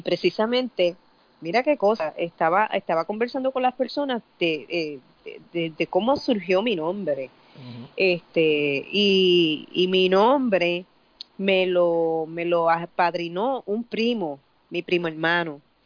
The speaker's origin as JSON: {"language": "Spanish", "town": "San Juan", "country": "Puerto Rico", "tie": "born or raised there", "said": "Yo soy de Puerta de Tierra, eh, me crié ahí, crecí ahí, este, y todavía pues soy de ahí, nunca me he ido básicamente"}